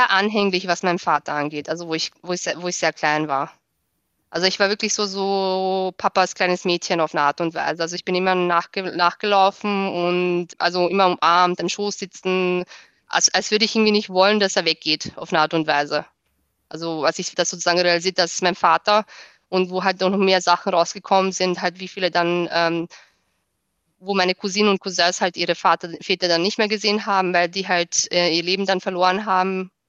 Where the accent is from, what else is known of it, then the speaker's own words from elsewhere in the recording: Austria; Genau, ich bin Österreicherin.